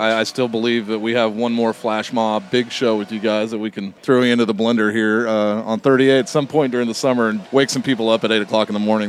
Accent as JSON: {"language": "English", "town": "Long Beach", "region": "California", "country": "United States", "said": "I'm, from Long Beach too"}